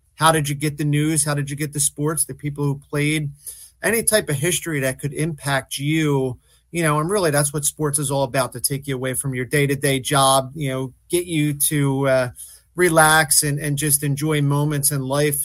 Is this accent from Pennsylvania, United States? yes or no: yes; Philadelphia, Pennsylvania, United States; I grew up in South Philly